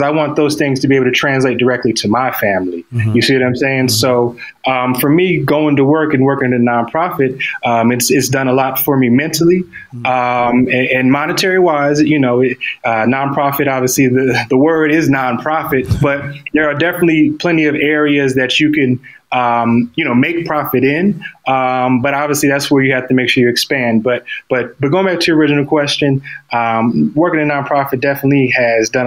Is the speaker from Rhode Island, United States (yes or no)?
no; Atlanta, Georgia, United States; I'm from Atlanta, the Metro Atlanta area, the Gwinnett County area, to be specific, north